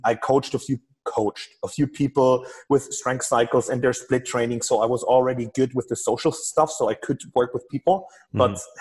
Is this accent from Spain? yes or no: no; Germany; I'm from Germany